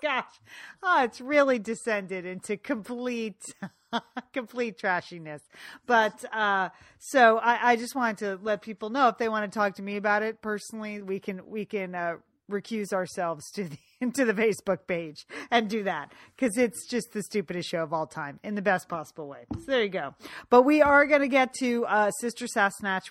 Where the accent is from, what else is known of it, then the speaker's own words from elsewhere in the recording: Fairfield, Connecticut, United States; moved away as an adult; I had been asked by my hometown library on several occasions to speak there